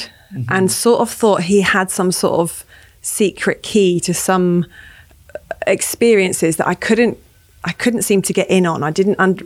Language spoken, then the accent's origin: English; Cambridge, East of England, United Kingdom; I grew up in Cambridge